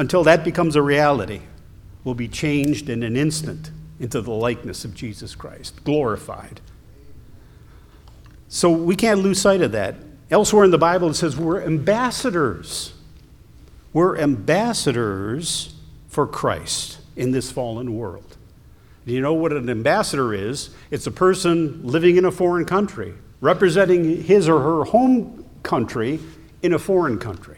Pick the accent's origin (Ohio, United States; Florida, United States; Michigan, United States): Ohio, United States; moved away; I'm originally from Ohio